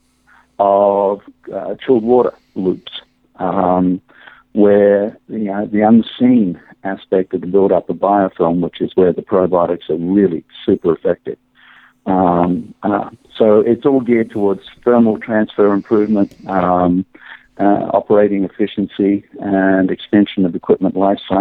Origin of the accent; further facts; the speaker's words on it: Australia; moved away; I grew up in Australia